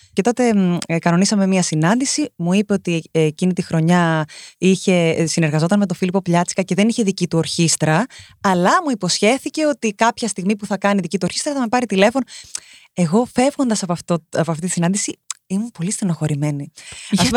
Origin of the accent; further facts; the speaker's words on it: Rhodes, South Aegean, Greece; γεννήθηκα και μεγάλωσα στη Ρόδο.